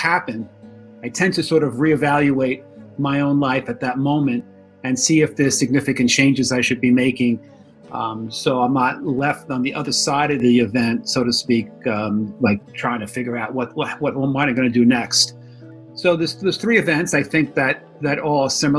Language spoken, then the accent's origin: English; New York City, New York, United States; also born or lived in Florida / Park Ridge, New Jersey; I was born in the Bronx, grew up here, spent 10 years in Florida, and I've been back up here since 1990